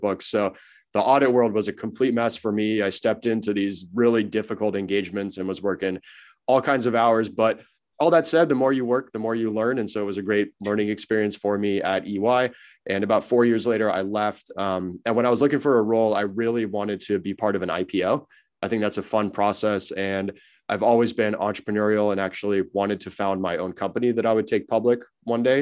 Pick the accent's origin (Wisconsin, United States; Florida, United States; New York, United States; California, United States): California, United States; Los Angeles; I'm born and raised in Los Angeles and wanted to get back home, so I moved back to L